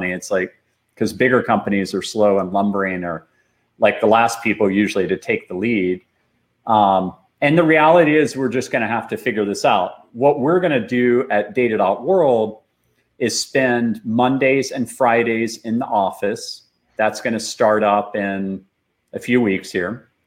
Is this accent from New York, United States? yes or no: no; Austin, Texas, United States; up here in Austin, Texas, and I was programming since I was seven years old. So I grew up mostly behind a computer